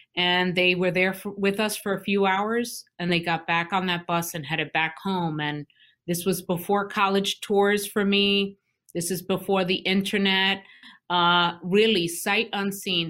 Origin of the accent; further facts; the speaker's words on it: New York City, New York, United States; moved away as an adult; also born or lived in Vermont / Newark, New Jersey; I, born and raised in Brooklyn, New York